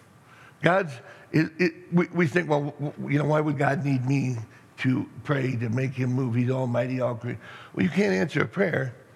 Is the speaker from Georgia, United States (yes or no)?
no; Middleton, Michigan, United States; I grew up in Middleton